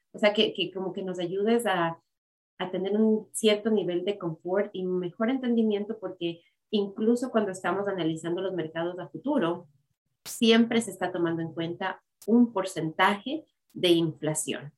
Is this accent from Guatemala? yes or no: no; Ecuador; moved away as an adult; yo también habiendo crecido en el Ecuador, habiendo vivido en el Ecuador hasta que tenía 20 años